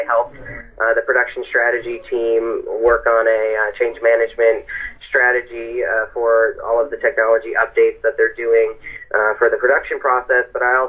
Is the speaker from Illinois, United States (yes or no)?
no; Denver, Colorado, United States; born there; So I was born in Denver and moved around a little bit as I was growing up, but I started my undergrad in D.C. at American University